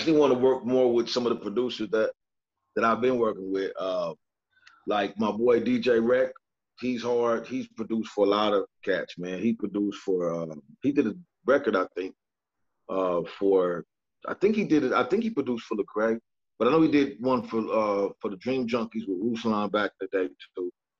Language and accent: English; California, United States; You know, I'm from California, still live here.